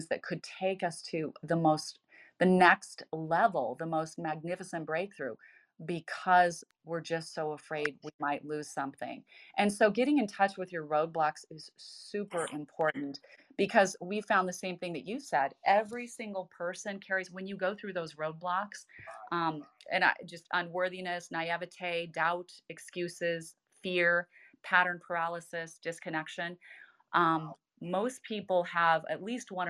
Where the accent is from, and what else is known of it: Idaho, United States; born or raised there